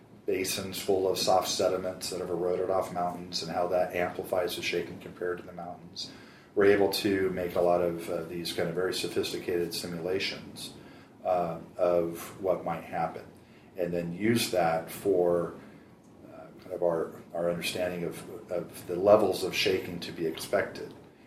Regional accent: San Diego, California, United States; In San Diego.

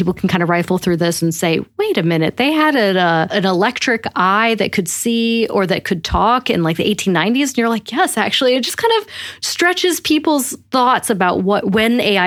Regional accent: Rochester, New York, United States; I grew up in Rochester, New York, because my dad worked at Kodak

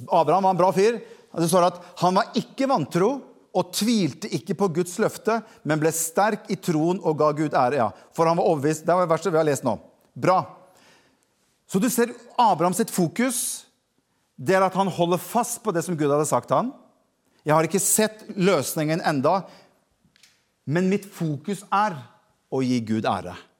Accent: Norway; jeg er jo nordmann

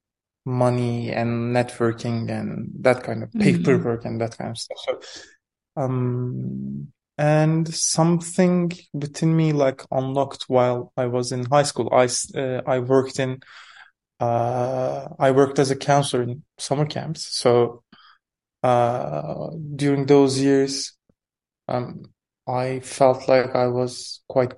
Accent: Istanbul, Turkey; also born or lived in Erzincan; I was born in Istanbul to a family of filmmakers

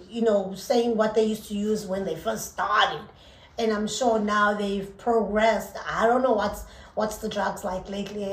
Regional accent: South Africa; I'm very South African.

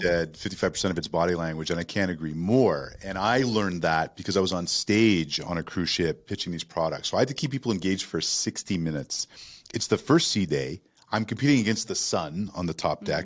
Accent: Toronto, Ontario, Canada; moved away as an adult; now in United States; I grew up in Toronto

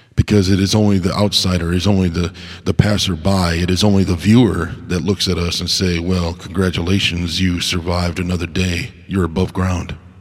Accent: United States; as an American

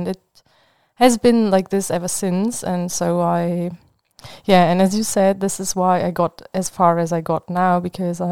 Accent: Leipzig, Saxony, Germany; English is a second language; now in Marburg, Germany; I come from Leipzig, a city in the east of Germany.

